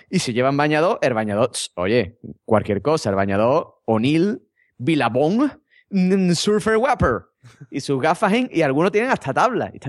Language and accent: Spanish; Madrid, Community of Madrid, Spain; Es que yo soy de Madrid y nada más que como bocata de calamares.